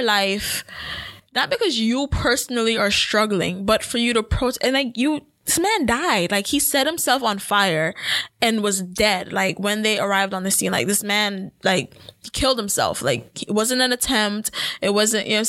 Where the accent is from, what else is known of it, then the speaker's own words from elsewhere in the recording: Jamaica; as a Jamaican myself